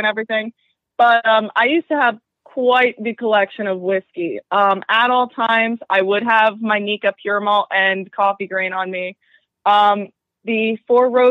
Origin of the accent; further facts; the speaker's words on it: central New Jersey, United States; I freaking grew up in central New Jersey